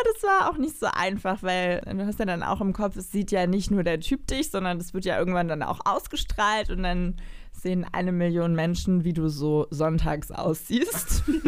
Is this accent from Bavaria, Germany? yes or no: no; Cologne, North Rhine-Westphalia, Germany; als Kölnerin